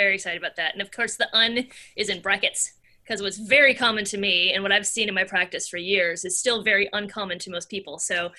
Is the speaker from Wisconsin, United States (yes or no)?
yes; Wisconsin, United States; moved away as an adult; also born or lived in Minneapolis, Minnesota / San Francisco, California / Los Angeles, California; now in Midwest, United States; So I am a Midwestern girl at heart. I grew up in Wisconsin, was there until I went to college when I was 18